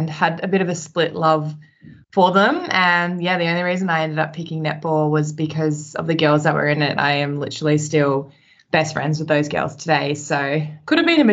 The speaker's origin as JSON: {"language": "English", "town": "Sydney", "region": "New South Wales", "country": "Australia", "tie": "born or raised there", "moved": "yes", "lives_now": "Melbourne, Australia", "said": "I grew up in New South Wales in Sydney"}